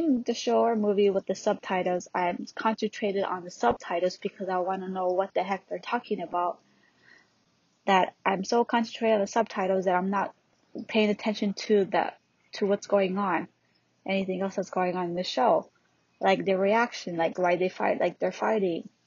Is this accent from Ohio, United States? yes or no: no; Hawaii, United States; also born or lived in California; I was born in California and raised in Hawaii.